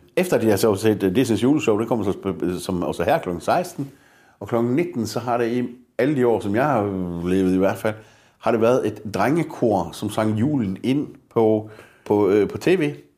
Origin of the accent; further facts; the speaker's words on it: Denmark; danskerne har en meget høj arbejdsmoral. Vi er, vi er jo så løsningsorienteret